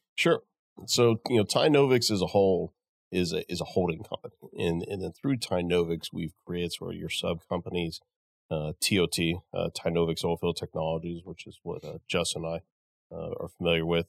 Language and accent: English; Midland, United States; I'm from Midland